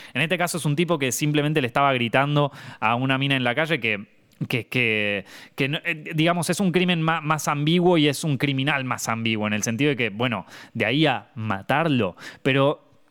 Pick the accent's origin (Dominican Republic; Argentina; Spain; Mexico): Argentina; siendo argentino